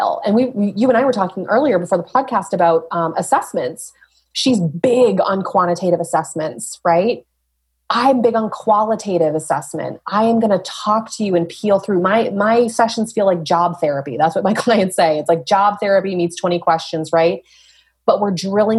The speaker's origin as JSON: {"language": "English", "town": "Dover", "region": "New Hampshire", "country": "United States", "tie": "born or raised there", "also_born_or_lived": "Portsmouth, New Hampshire", "said": "I grew up here. I was born in Portsmouth, grew up in Dover, went to UNH"}